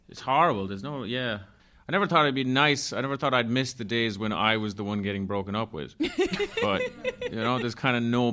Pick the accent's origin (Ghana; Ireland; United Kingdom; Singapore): Ireland; moved away as an adult; now in Berlin, Germany